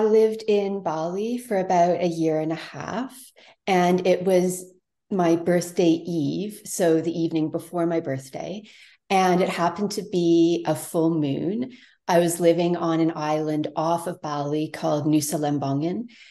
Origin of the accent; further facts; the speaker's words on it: Toronto, Ontario, Canada; now in Tofino, Canada; I grew up in Toronto big city